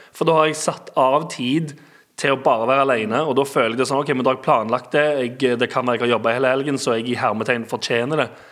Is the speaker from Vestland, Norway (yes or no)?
no; Stavanger, Rogaland, Norway; moved away; der jeg er vokst opp og har uh, venner og familie